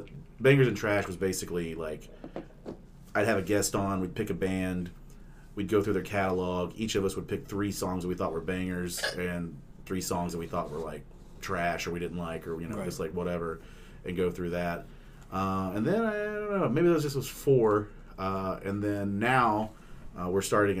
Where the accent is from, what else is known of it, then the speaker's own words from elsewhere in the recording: Oklahoma, United States; I grew up in Oklahoma